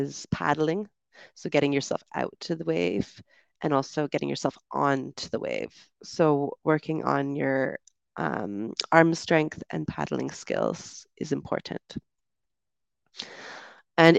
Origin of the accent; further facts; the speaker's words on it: Canada; moved away; also born or lived in United Kingdom; It might be my accent. I'm from Canada, and so we do tend to enunciate a bit more, I think.